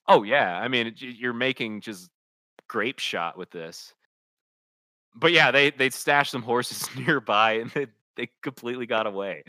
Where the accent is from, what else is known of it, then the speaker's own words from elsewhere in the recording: Kansas City, United States; I grew up in Kansas City